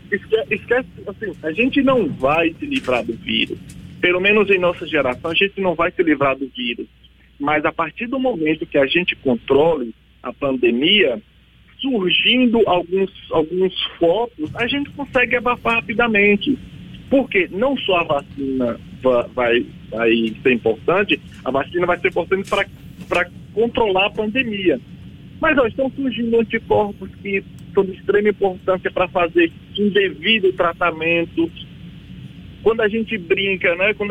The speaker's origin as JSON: {"language": "Portuguese", "region": "Bahia", "country": "Brazil", "said": "eu sou baiano lá do da Bahia"}